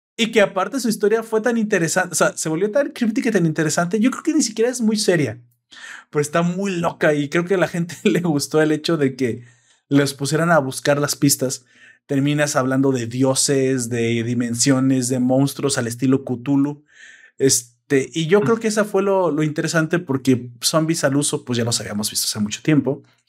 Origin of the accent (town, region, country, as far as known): Mexico; accent: Mexican